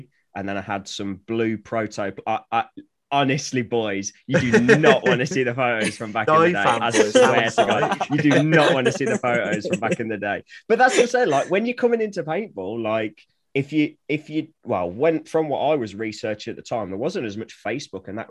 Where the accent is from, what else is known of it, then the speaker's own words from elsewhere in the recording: Coventry, West Midlands, United Kingdom; now in Flitwick, United Kingdom; where I'm from originally, I'm from the Midlands. I was born in Coventry, but I live in a small village called Flitwick in Bedfordshire now